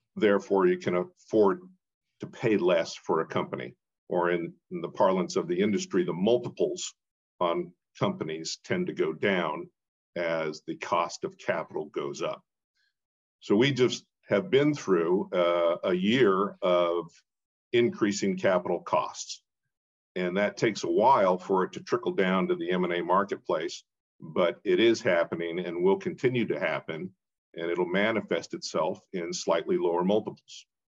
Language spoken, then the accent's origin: English; Portland, Oregon, United States; moved away as an adult; also born or lived in East Coast; I'm a, a, Oregonian, born and raised in Portland